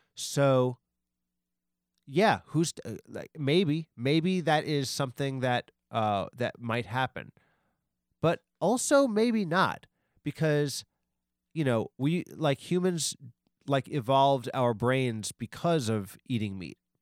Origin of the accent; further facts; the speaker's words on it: Long Island, New York, United States; I was from Long I, I've always been from Long Island